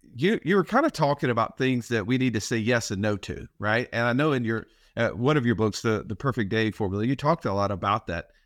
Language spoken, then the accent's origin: English; Alabama, United States; we're Rednecks from Alabama